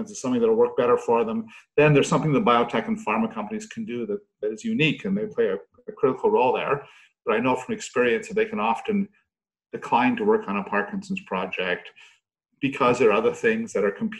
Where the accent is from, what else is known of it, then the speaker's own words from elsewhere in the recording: Canada; now in United Kingdom; I'm a Canadian neuroscientist by background